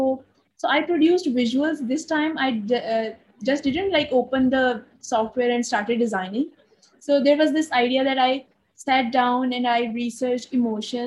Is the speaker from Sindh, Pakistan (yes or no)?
no; Lahore, Punjab, Pakistan; now in Karachi, Pakistan; I'm originally from Lahore. I was born in Lahore, but currently living in Karachi in Pakistan